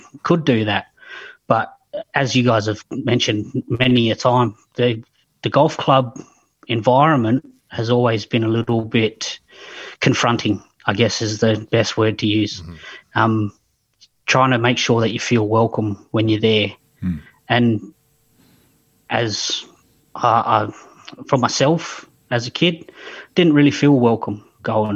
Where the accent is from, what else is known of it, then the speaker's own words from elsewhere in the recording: Barmera, Riverland, South Australia, Australia; So I grew up in the Riverland in a small town in Barrie. Still live in Barrie.